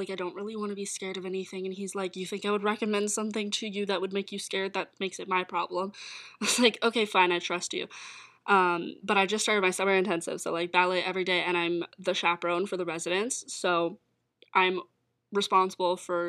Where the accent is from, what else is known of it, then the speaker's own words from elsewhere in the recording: Calgary, Alberta, Canada; Ontario is where I moved to. I was moving from Alberta, and in Calgary, it was a lot more laid back and chill with the rules and restrictions for COVID.